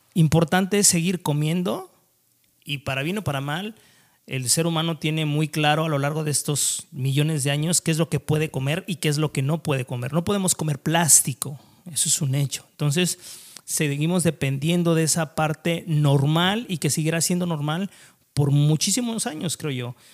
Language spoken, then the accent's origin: Spanish; Mexico